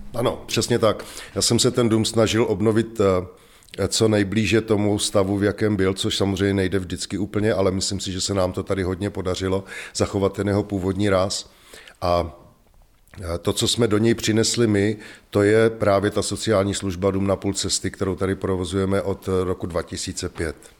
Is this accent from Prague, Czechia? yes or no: no; Rapotín, Olomouc Region, Czechia; also born or lived in Šumperk; now in Květná, Czechia; Já pocházím z malé vesnice, kousek od Šumperka, eh, asi budete znát zámek ve Velkých Losinách. A já jsem se narodil tedy v porodnici v Šumperku a nicméně vyrůstal jsem asi pět minut cesty od zámku v Velkých Losinách ve vesnici, která se jmenuje Rapotín.